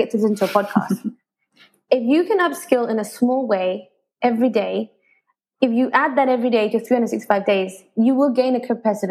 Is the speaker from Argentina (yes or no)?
no; Malaysia; moved away as an adult; also born or lived in United Kingdom; At the time, I was in Malaysia, so I'm half English, mm-hmm. half Malaysian.